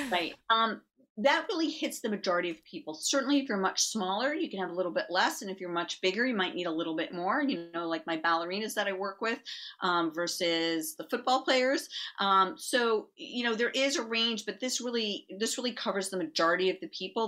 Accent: New York, United States; I'm from New York

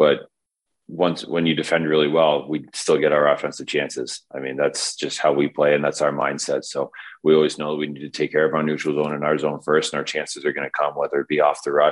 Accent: Caledonia, Ontario, Canada; also born or lived in Stoney Creek, Ontario; I grew up playing AAA in Stony Creek and then moved and played Junior C in Caledonia, my hometown

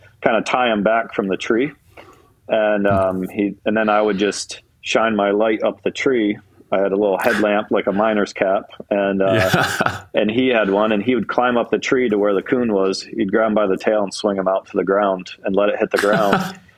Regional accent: Towanda, Pennsylvania, United States; moved away; I'm originally from Towanda, Pennsylvania, which is northeast Pennsylvania

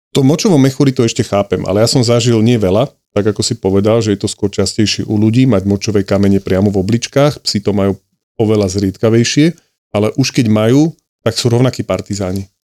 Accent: Bratislava, Bratislava Region, Slovakia; som z Bratislavy a tým pádom medzi klientami mám spustu kamarátov, známych, rodina, eh, ľudí, ktorých poznám ešte od detstva zo sídliska

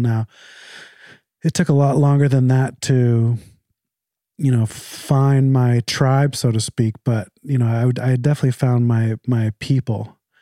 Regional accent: Canada; moved away as an adult; I was born in Canada. Um, I moved here about fifteen years ago, but I'm very Canadian

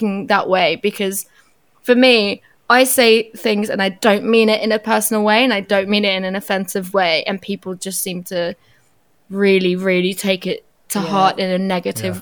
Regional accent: Germany; now in United Kingdom; I'm half Portuguese, half Turkish, and that like I grew up in Germany

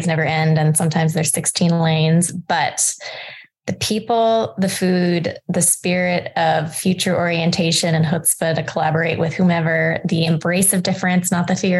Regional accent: Hong Kong; I grew up in Hong Kong

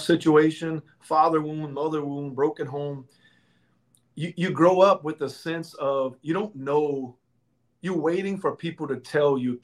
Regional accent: Louisiana, United States; I'm from Louisiana.

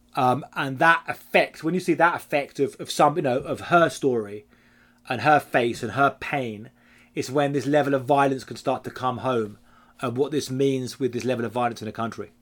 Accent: United Kingdom; now in Mexico; I'm British

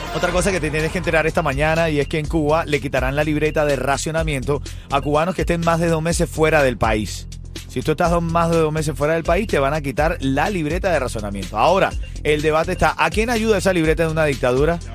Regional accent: Venezuela; mi país

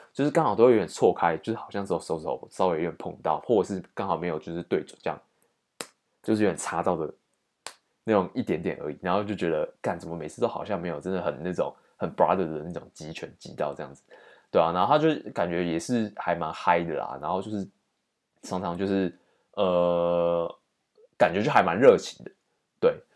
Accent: Taiwan; 他就一直来找我们台湾人

